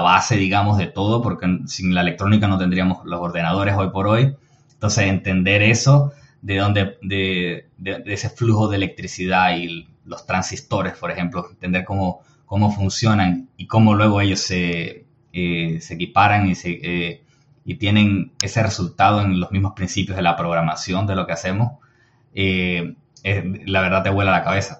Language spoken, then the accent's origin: Spanish; Venezuela; soy de Venezuela